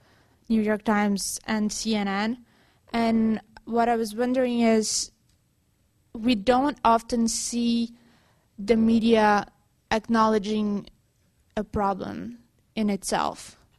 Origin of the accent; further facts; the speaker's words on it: Brazil; moved away; I'm from Brazil